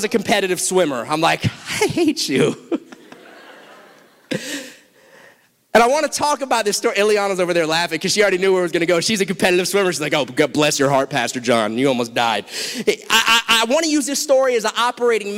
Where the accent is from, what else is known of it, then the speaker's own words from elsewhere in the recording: South Florida, United States; I'm from South Florida